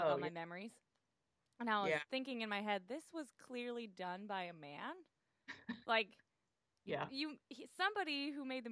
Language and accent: English; Portland, Oregon, United States; I'm from Portland, Oregon, and I'm a teacher in a preschool room